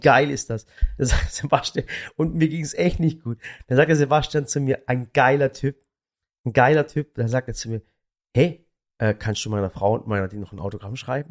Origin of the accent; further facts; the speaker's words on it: Baiersbronn, Baden-Württemberg, Germany; ich komme aus dem Schwabenland und, und äh, äh, Bayersbronn